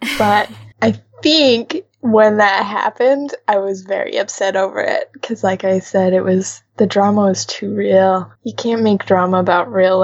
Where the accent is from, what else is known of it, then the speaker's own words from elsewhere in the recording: United States; as an American